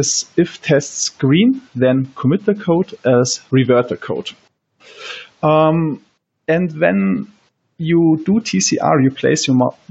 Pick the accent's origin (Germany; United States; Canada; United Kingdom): Germany; I'm from Germany